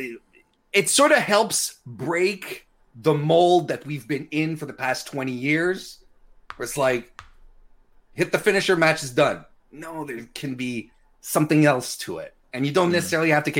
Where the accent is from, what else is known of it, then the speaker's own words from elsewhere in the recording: Canada; I'm Canadian